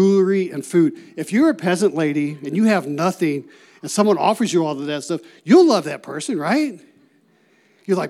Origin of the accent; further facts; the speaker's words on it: Ohio, United States; moved away as an adult; also born or lived in New Mexico; I'm originally from Ohio